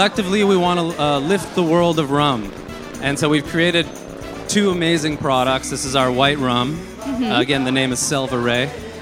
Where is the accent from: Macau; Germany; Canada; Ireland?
Canada; now in Los Angeles, United States; The truth is, I'm Canadian.